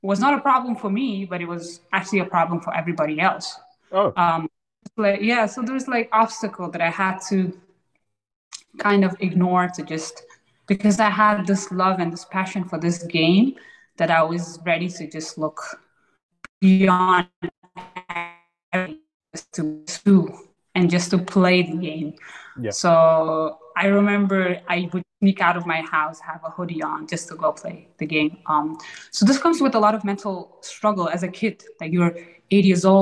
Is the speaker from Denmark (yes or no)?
yes; Denmark; also born or lived in Afghanistan; When I was about 7 years old, I moved from Afghanistan to Denmark